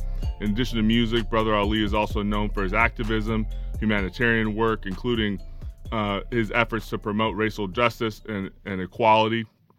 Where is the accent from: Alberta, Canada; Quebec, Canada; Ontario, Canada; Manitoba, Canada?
Alberta, Canada; Calgary; I grew up in Calgary, Alberta, Western Canada.